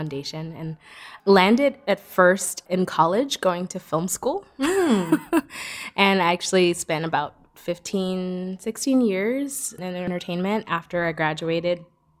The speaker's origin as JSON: {"language": "English", "town": "New York City", "region": "New York", "country": "United States", "tie": "born or raised there", "said": "I grew up in Brooklyn. And I kind of an interesting background. Like I grew up in a Caribbean neighborhood, like a lot of different socioeconomic, you know, exposure."}